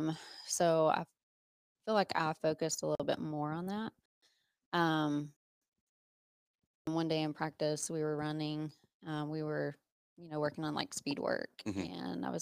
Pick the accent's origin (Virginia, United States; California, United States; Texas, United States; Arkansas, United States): Virginia, United States; Pennington Gap; moved away as an adult; now in Johnson City, United States; I'm from Pennington Gap, Virginia. Moved to Johnson City in 2007 to go to ETSU